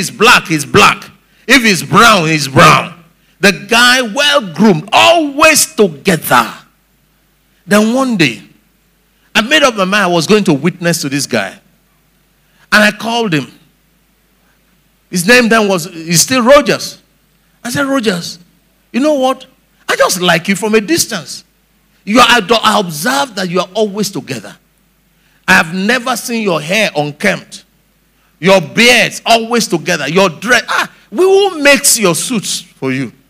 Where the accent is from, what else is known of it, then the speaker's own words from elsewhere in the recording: Lagos, Nigeria; growing up in Lagos here